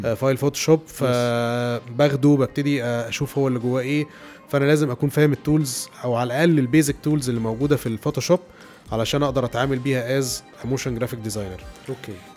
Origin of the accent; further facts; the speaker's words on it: Alexandria, Alexandria Governorate, Egypt; moved away as an adult; also born or lived in Cairo; وأنا اسكندراني